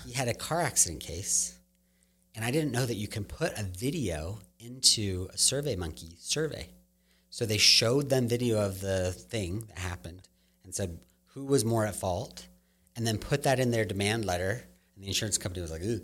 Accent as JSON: {"language": "English", "town": "Claremont", "region": "California", "country": "United States", "tie": "born or raised there", "said": "I grew up in Claremont. We lived in Claremont"}